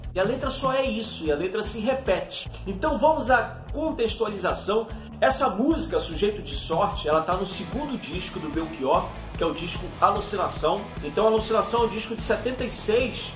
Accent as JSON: {"language": "Portuguese", "region": "Pará", "country": "Brazil", "moved": "yes", "lives_now": "Rio de Janeiro, Brazil", "said": "eu sou paraense e me mudei para o Rio de Janeiro em 1997"}